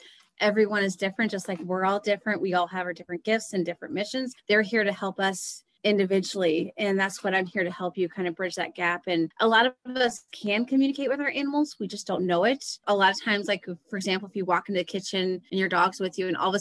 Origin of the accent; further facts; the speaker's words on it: Dayton, Ohio, United States; also born or lived in Columbus, Ohio; I grew up in Dayton and I moved to Columbus